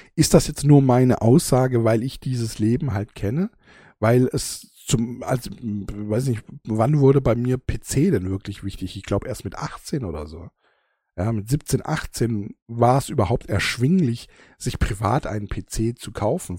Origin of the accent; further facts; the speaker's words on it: Germany; bei uns in Deutschland